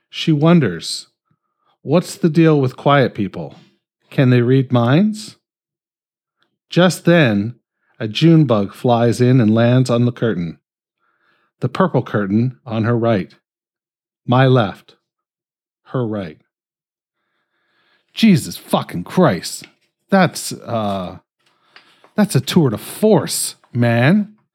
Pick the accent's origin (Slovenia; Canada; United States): Canada; I'm fucking Canadian.